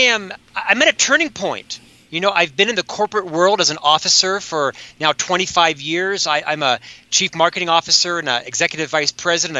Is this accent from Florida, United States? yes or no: yes; Winter Park, Florida, United States; also born or lived in Orlando, Florida; now in Salt Lake City, United States; I was born, as you know, born and raised in Winter Park there and lived most of my early life in the Orlando area